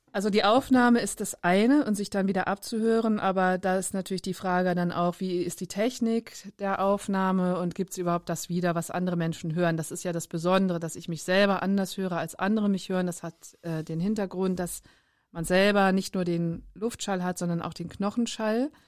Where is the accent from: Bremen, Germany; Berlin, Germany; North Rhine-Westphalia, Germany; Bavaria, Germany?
Bremen, Germany; Bremerhaven; also born or lived in Darmstadt; Ich bin geboren in Darmstadt, aufgewachsen in Bremerhaven